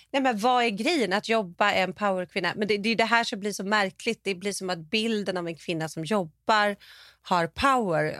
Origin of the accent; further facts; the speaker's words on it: Sweden; now in California, United States; vi är svenskar